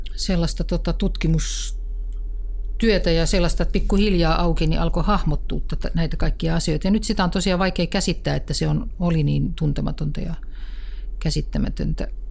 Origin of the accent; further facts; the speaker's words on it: Kirkkonummi, Uusimaa, Finland; No mä oon kotoisin Kirkkonummelta ja tuota, asuin lapsuuteni todella hienon metsäirämaan vieressä